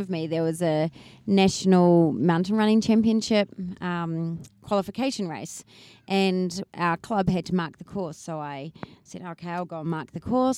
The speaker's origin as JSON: {"language": "English", "country": "New Zealand", "tie": "born or raised there", "also_born_or_lived": "Papua New Guinea", "said": "I'm from New Zealand. I, grew up with a very outdoorsy family."}